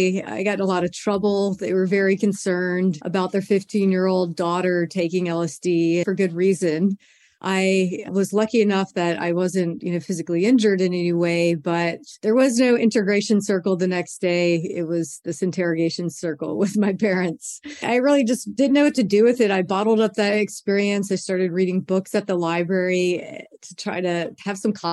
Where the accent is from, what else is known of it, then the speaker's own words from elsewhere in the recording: Baton Rouge, Louisiana, United States; I was 15 years old growing up in Baton Rouge, Louisiana